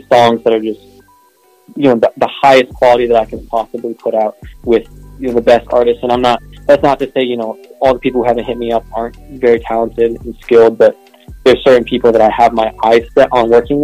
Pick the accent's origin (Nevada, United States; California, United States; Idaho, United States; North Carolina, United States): North Carolina, United States; Charlotte; I'm from Charlotte, North Carolina